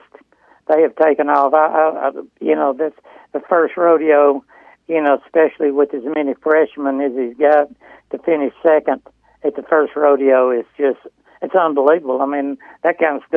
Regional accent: Mississippi, United States; moved away as an adult; also born or lived in Texas; I grew up in Mississippi, so and had family in Mississippi.

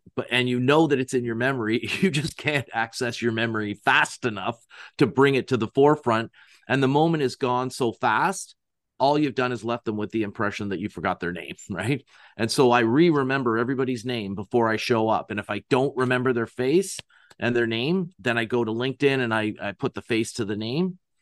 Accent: Canada; I'm from Canada

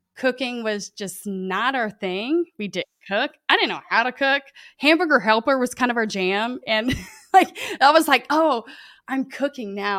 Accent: Lake Charles, Louisiana, United States; I grew up in, I'm here in Lake Charles, Louisiana. Um, born and raised

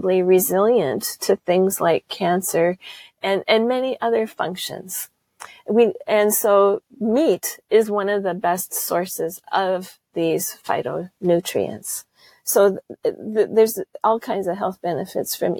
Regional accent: United States; accent: American; moved away as an adult; now in Lake District, United Kingdom; my American accent

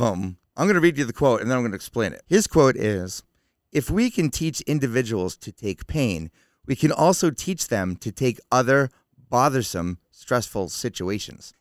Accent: Concord, New Hampshire, United States; I grew up in Concord, New Hampshire

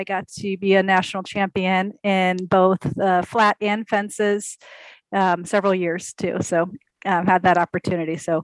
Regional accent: Columbus, Ohio, United States; also born or lived in Massachusetts / Maryland; now in Madison, United States; I grew up in Columbus, Ohio. So another Ohio native like Sally.

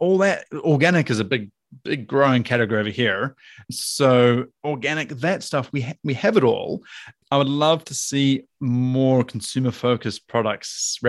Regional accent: Auckland, New Zealand; So I'm from Auckland.

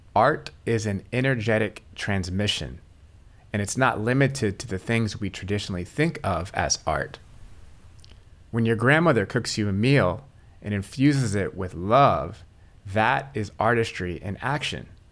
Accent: Atlanta, Georgia, United States; I'm from Atlanta

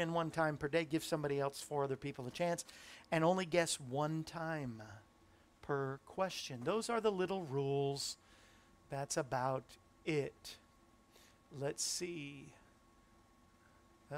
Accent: Florida, United States; moved away; also born or lived in Cape Cod, Massachusetts; In Florida, which is where I grew up, I was born in Cape Cod, grew up in Florida

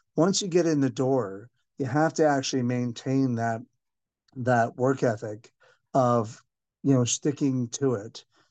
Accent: Canada; now in Singapore; 'cause I'm a Irish Canadian

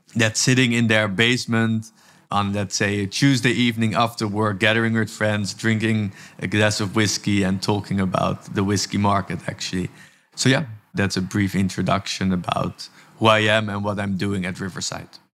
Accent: Amsterdam, North Holland, Netherlands; now in Tel Aviv, Israel; I'm originally from Amsterdam, from the Netherlands, and actually am working from Tel Aviv, Israel

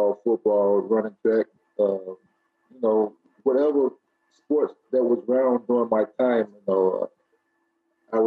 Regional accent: Memphis, Tennessee, United States; to stay in my hometown amongst my family and friends

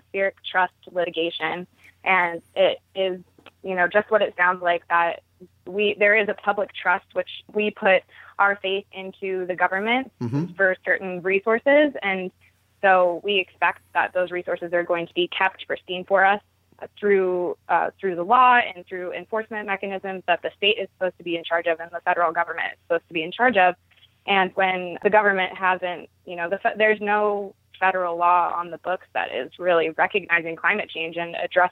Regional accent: Baltimore, Maryland, United States; moved away as an adult; also born or lived in Durham, North Carolina; growing up in Baltimore

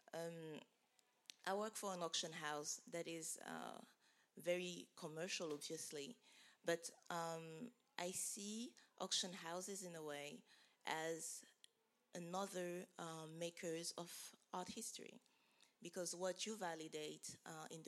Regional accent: Abidjan, Côte d’Ivoire; moved away; I grew up in Abidjan

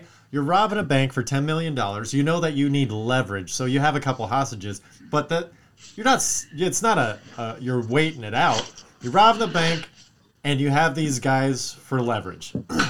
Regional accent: Wisconsin, United States; Why you got to rob in my home state?

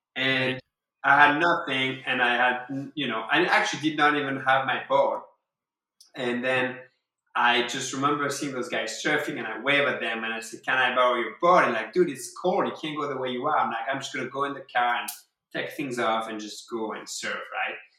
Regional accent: France; English is a second language; moved away as an adult; now in Rochester, United States; a young French man with two surfboards

